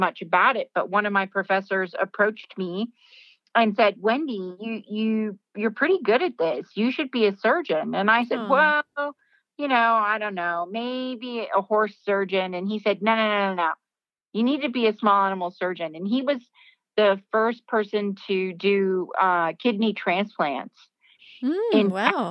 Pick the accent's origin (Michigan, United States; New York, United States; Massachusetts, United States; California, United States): California, United States; I grew up in California